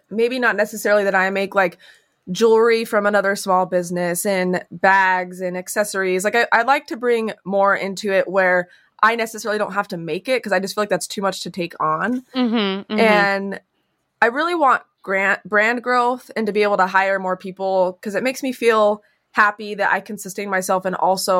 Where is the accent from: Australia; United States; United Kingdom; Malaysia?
United States; West Coast; I am from the West Coast and I love the West so much